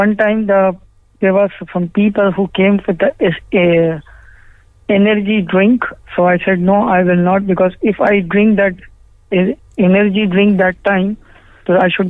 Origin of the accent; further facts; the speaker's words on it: India; now in Ireland; I came from India because I have a problem in here.